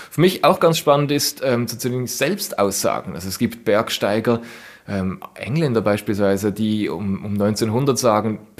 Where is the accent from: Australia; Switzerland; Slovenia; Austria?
Switzerland; Basel, Basel-Stadt; als Basler, äh, wenn ich da bei meinem Stadion äh, vorbeifahre